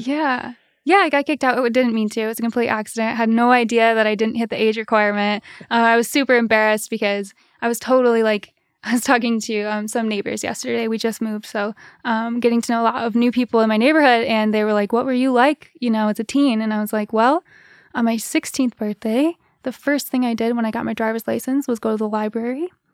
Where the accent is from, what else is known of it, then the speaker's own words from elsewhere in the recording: East Lansing, Michigan, United States; moved away as an adult; also born or lived in Paris; now in Holland, United States; Grew up in East Lansing